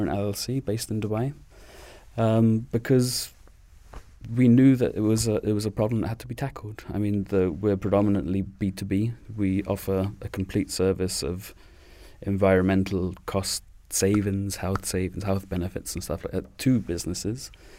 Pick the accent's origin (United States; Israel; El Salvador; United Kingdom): United Kingdom; England; born there; moved away; Me personally, I am from England, born in England, but I grew up here. So I came here in the 90s with my family.